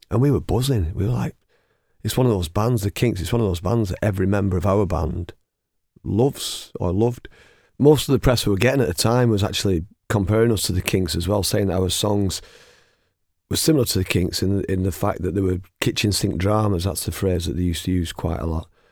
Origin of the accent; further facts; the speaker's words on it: Oldham, North West England, United Kingdom; we're both from Oldham.